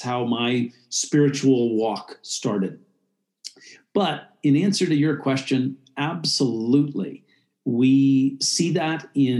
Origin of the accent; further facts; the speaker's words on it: United States; I was born in the United States